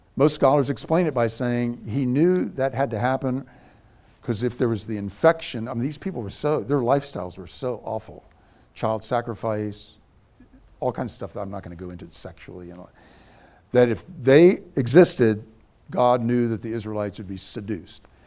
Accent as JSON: {"language": "English", "region": "Scotland", "country": "United Kingdom", "said": "I'm a Scotsman."}